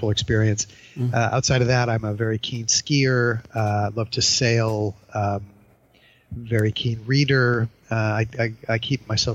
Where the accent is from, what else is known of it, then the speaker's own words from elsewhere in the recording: Ann Arbor, Michigan, United States; moved away as an adult; also born or lived in New York; now in Reading, United Kingdom; Originally, I grew up in the States. I'm originally from Michigan, from a town called Ann Arbor